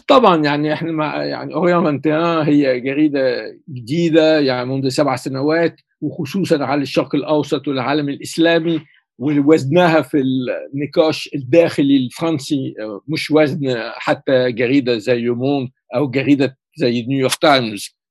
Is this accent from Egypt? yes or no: yes; Cairo, Cairo Governorate, Egypt; now in France; ولدت في القاهرة